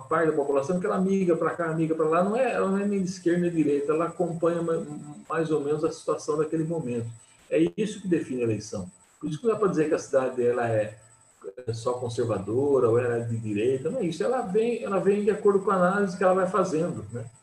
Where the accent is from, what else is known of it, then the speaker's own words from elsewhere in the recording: Jundiaí, São Paulo, Brazil; E sou jundiaense, nasci aqui, sempre vivi aqui, nunca mudei daqui